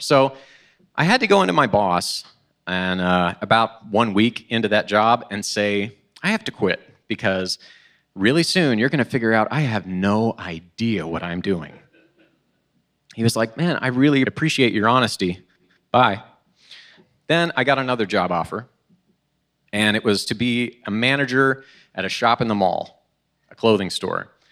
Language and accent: English; Oklahoma, United States; moved away as an adult; now in Illinois, United States; I'm originally from Oklahoma.